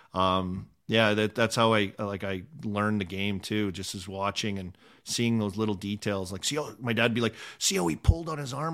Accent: Saskatchewan, Canada; living in Saskatchewan too, because where we're from

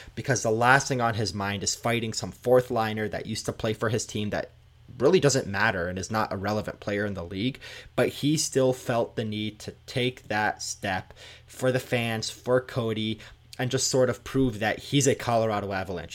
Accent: Canada; Growing up in Canada

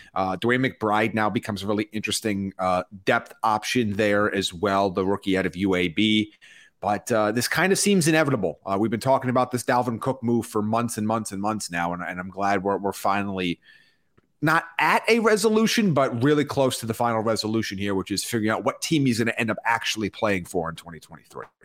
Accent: New York, United States; I'm from New York

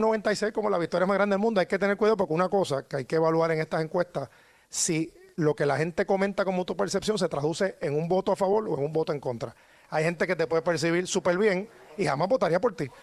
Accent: San Juan, Puerto Rico; como ciudadano, como sanjuanero

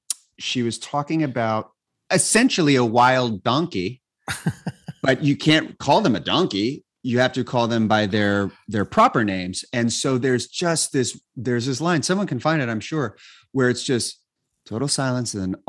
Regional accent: Sacramento, California, United States; moved away; growing up in Sacramento

